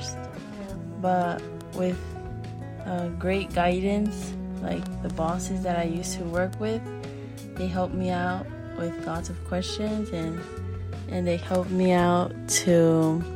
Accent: Dallas, Texas, United States; was born in Dallas, Texas

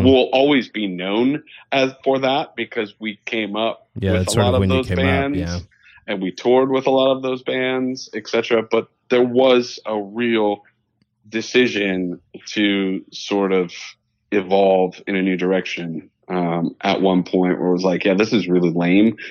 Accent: Meadville, Pennsylvania, United States; I actually grew up in northwestern Pennsylvania in between Erie and Pittsburgh in a really small town called Meadville

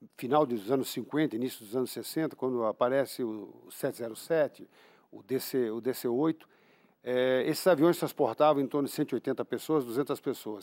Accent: Brazil; Eu sou brasileiro

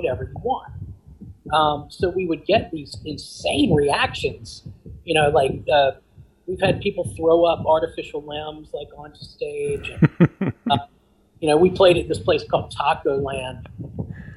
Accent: Richmond, Virginia, United States; we are from Richmond, Virginia

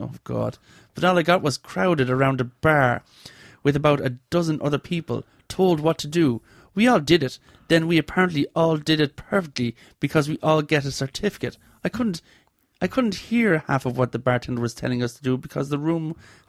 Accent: Ireland; The Guinness is possibly the worst I've ever had in Ireland. And I'm Irish.

